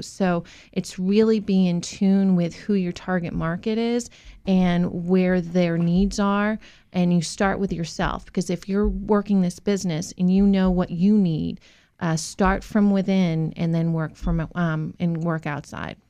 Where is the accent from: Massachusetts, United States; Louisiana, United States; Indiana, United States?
Massachusetts, United States; moved away as an adult; now in Virginia, United States; I grew up in Massachusetts